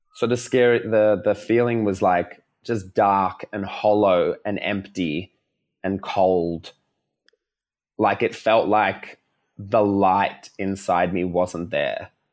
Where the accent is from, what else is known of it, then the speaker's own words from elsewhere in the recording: Melbourne, Victoria, Australia; coming back to Melbourne 'cause I'm from Melbourne